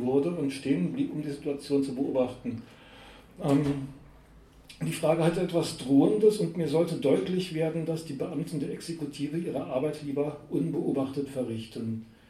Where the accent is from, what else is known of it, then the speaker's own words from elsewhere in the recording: Karlsruhe, Baden-Württemberg, Germany; Also ich wurde 1964 eben als